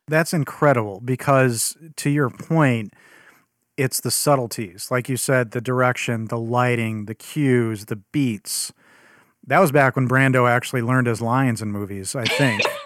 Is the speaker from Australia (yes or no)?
no; Chicago, Illinois, United States; as a Chicagoan, 'cause that's where I'm from